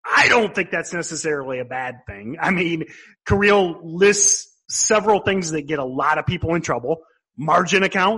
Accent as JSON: {"language": "English", "region": "Midwest", "country": "United States", "accent": "Midwestern", "said": "my Midwestern accent"}